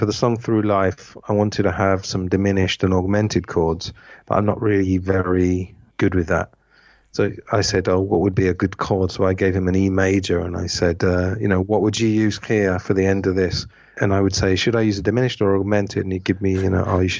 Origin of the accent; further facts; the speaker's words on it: England, United Kingdom; moved away as an adult; also born or lived in Spain / Italy / Thailand; now in Madrid, Spain; I am English at the end of the day. And I do feel like at the age of 43, I do want to maybe put some roots back down in England.